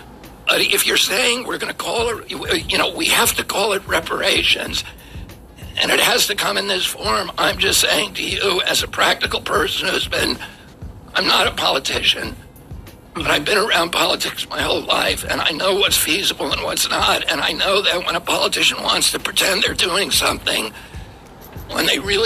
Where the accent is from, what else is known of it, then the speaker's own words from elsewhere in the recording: Virginia, United States; When I grew up in Virginia